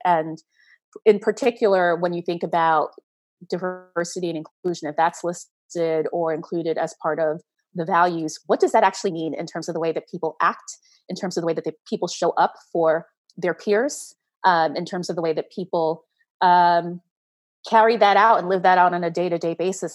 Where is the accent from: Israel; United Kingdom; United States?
United States; New York City, New York; I'm a, a Brooklyn girl. I've lived here most of my life.